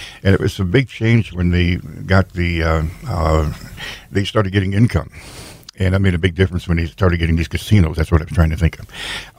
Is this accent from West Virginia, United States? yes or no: no; Sioux Falls, South Dakota, United States; I'm going on 77, but as a kid growing up in Sioux Falls